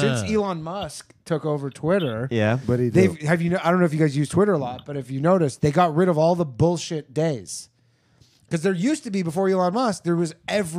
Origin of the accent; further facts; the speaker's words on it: Canada; now in New York, United States; I'm Canadian.